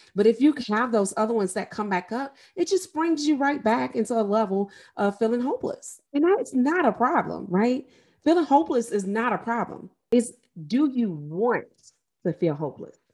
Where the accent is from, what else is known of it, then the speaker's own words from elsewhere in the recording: St. Louis, Missouri, United States; I am from Saint Louis, Missouri, and I lived, literally grew up and graduated near the area where Mike Brown was murdered.